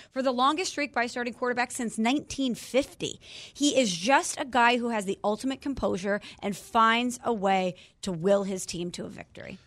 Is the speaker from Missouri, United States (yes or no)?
yes; St. Louis, Missouri, United States; I'm from Saint Louis